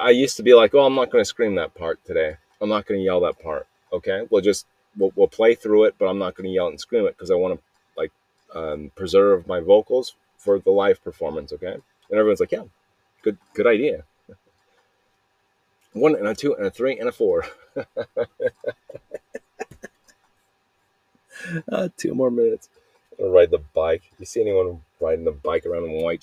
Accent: Mesa, Arizona, United States; I was born in Arizona. I was here at in Mesa, Arizona, Mesa Lutheran Hospital

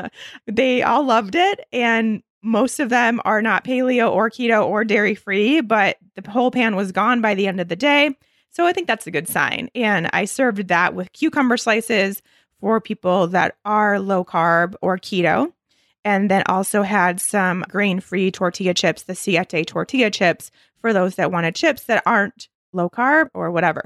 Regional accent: Michigan, United States; I grew up in Michigan

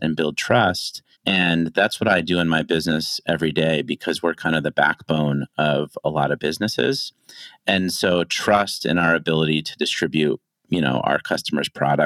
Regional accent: Connecticut, United States; now in China; I am an American. I was born and raised in Connecticut.

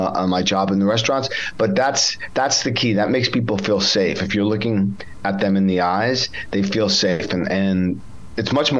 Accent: New York, United States; I grew up in New York

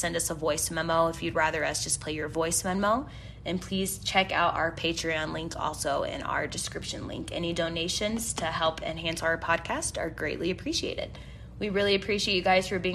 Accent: United States; I'm so glad I'm an American. Truly honored to be a fucking American

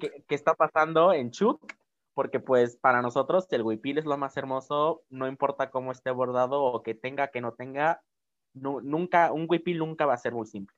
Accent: Oaxaca, Mexico; de aquí de Oaxaca, es de mi tierra

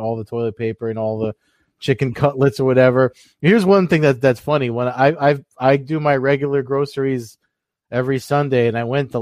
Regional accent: New Jersey, United States; I'm from Jersey

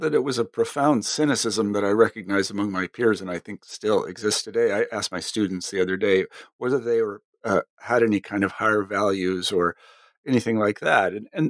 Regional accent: Kansas, United States; I mean, my experience was I came from Kansas, and granted, Kansas is not like every place else.

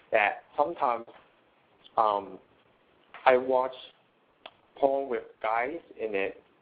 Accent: Canada; I'm from uh, Canada

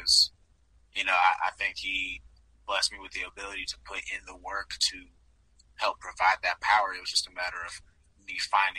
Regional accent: Georgia, United States; growing up in Georgia, being a Braves fan

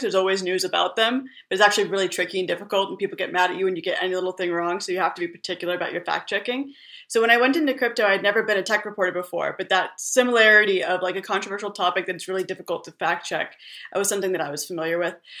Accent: California, United States; moved away as an adult; also born or lived in Middle East / New York; I'm originally from California.

